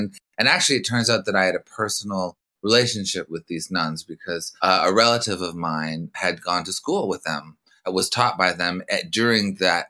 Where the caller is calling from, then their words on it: Los Angeles, California, United States; I'm calling from Laurel Canyon, Los Angeles.